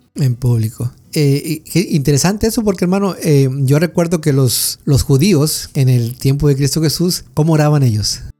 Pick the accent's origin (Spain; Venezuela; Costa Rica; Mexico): Mexico; nosotros como mexicanos